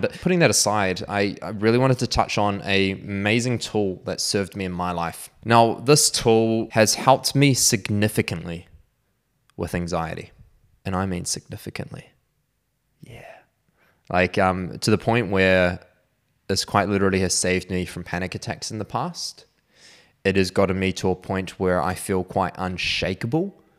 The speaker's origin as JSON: {"language": "English", "region": "Auckland", "country": "New Zealand", "tie": "born or raised there", "said": "I was actually back in Auckland by this time, which is my hometown."}